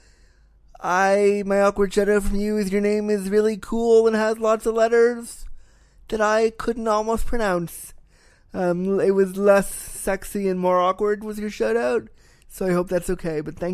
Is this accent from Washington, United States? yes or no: no; California, United States; now in Toronto, Canada; I was born in Cali. I was born there